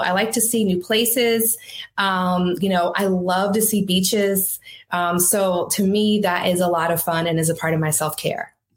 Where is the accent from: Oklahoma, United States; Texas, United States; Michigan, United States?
Michigan, United States; Detroit; moved away as an adult; also born or lived in Boston; I was from Detroit. I was working there at the Detroit News.